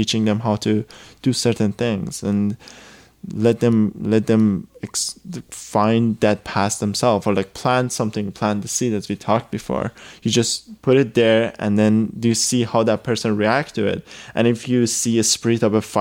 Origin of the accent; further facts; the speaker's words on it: Iran; moved away; I come from Iran, I come from a whole background of like everything's conservative